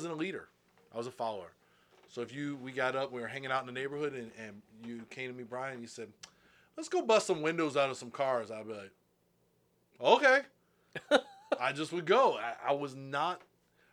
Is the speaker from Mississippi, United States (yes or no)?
no; Morningside, Maryland, United States; I grew up in Morningside, Maryland, which is really weird to explain